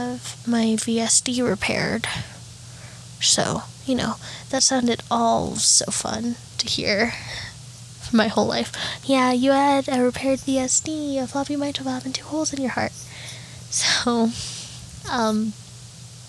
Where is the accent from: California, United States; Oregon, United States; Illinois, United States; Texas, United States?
Texas, United States; El Paso; also born or lived in Amarillo, Texas; I was born in Amarillo, Texas. It's a very interesting place. It was fun. But then when I was around 3 or 4, my mom and I moved to El Paso.